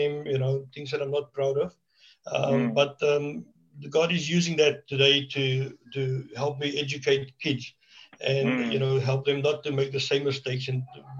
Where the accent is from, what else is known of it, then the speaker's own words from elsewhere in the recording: Cape Town, Western Cape, South Africa; moved away as an adult; now in George, South Africa; I'm a born Cape Townian. I was born and raised